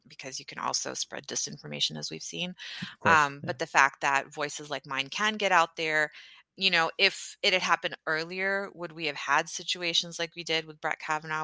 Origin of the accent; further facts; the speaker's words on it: Houston, Texas, United States; where are you from? And I was like, Houston. And she's like, Where's your family from? I said, Pakistan.